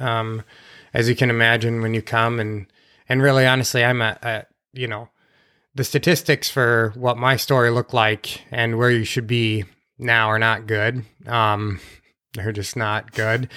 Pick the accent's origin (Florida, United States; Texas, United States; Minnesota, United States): Minnesota, United States; Sauk Rapids; also born or lived in St. Cloud, Minnesota; I was born in the Saint Cloud Hospital.